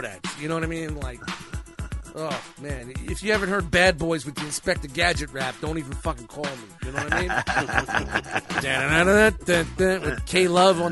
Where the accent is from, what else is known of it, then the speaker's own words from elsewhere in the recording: New York City, New York, United States; I grew up in Canarsie, like back when it was all mobbed up